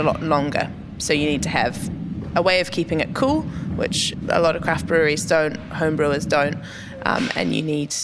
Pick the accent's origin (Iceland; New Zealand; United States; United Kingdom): New Zealand; moved away; also born or lived in Wellington, New Zealand; I'm from New Zealand, and so I lived in Wellington